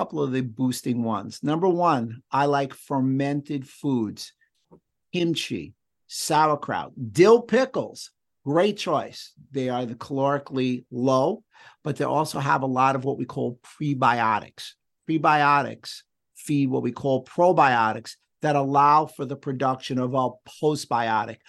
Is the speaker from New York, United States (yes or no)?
yes; New York City, New York, United States; I'm Jewish. I grew up in the Bronx